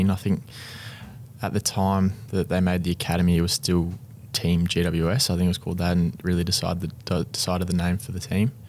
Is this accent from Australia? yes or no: yes; Canberra, Australian Capital Territory, Australia; Uh, Canberra was a pretty fun place to grow up. Um, it was uh, heavily rugby and rugby union um, based territory, I guess.